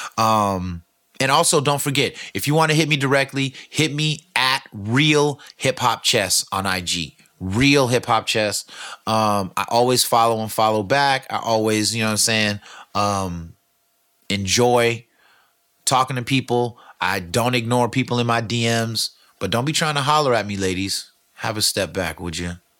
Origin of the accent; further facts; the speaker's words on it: California, United States; I'm from California